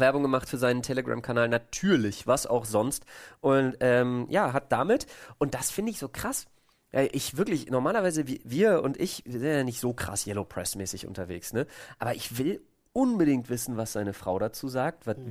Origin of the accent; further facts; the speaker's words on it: Berlin, Germany; als Berliner